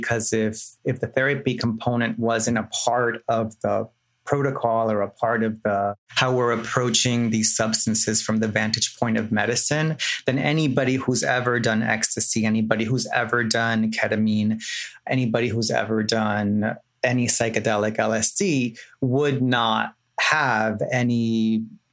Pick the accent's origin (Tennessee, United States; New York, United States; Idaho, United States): New York, United States; New York City; now in Los Angeles, United States; I was born in New York City, raised in the Bronx